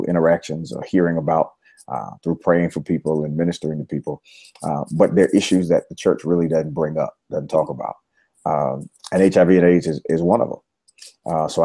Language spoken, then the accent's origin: English; Virginia, United States; moved away as an adult; now in Nashville, United States; Born and raised in Virginia